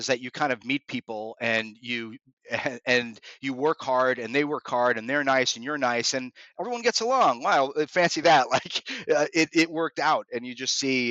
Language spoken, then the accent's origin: English; South Florida, United States; also born or lived in New York; I was born in New York, but I grew up in South Florida, which also is extremely flat.